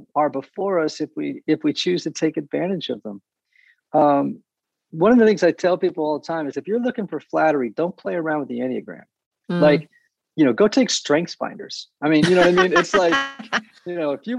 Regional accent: New England, United States; I grew up in New England

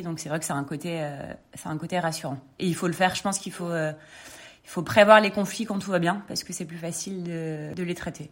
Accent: Lille, Hauts-de-France, France; moved away as an adult; now in Paris, France; je viens de Lille, j'ai grandi à Lille, j'ai fait mes études euh, là-bas

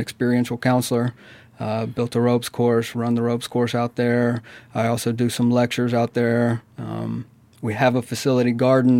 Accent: Amory, Mississippi, United States; I'm originally from Amory, Mississippi.

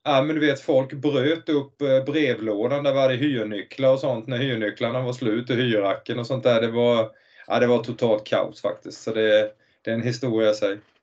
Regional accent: Nybro, Kalmar County, Sweden; jag kommer från Nybro, en stad eh, tre mil utanför egentligen ett hockeynäste

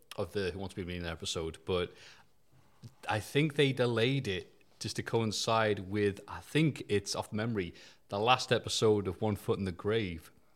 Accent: United Kingdom; being a Brit

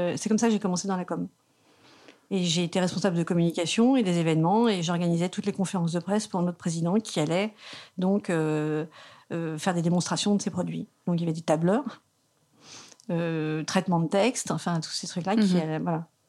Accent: south of Bastia, eastern plain of Corsica, France; also born or lived in Bergamo region (maternal ancestry); Je suis de la plaine orientale, sous Bastia, la plaine

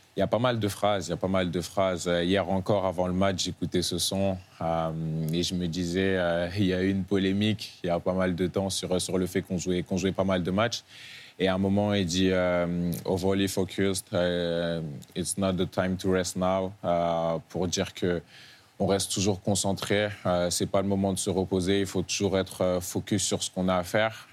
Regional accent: Bordeaux, Nouvelle-Aquitaine, France; also born or lived in Rouen / Dijon; C'est surtout à Bordeaux que j'ai vraiment pris conscience de, la vie que j'avais

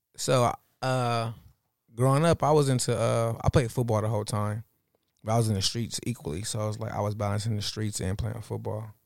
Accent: Los Angeles, California, United States; I grew up in, like, fifty percent in the jungles and fifty percent in West L

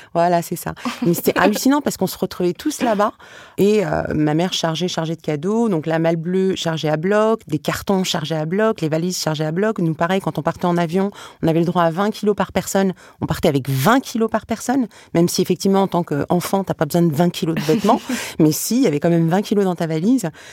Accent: France; suis née ici, j'ai grandi ici, euh, j'ai une double culture. Pour moi, il serait plus difficile pour moi aujourd'hui d'aller vivre en Tunisie que de rester en France.

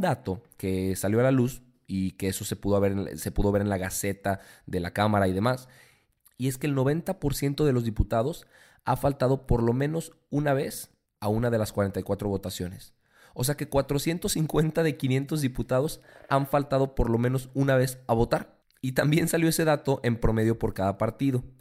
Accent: Mexico; nosotros como mexicanos

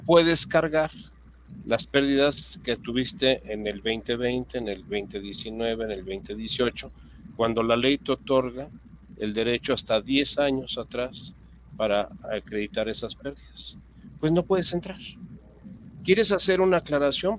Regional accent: Mexico

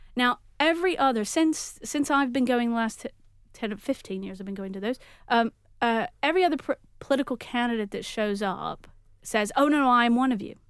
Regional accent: Texas, United States; now in Manchester, United Kingdom; I, I am from Texas

